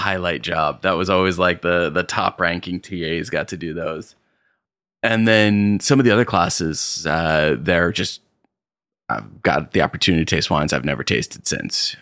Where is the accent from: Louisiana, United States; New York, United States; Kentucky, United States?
New York, United States; Arkport; grew up in upstate New York, uh, up in Arcport, New York. Small little town, little bit, uh, further west from the Finger Lakes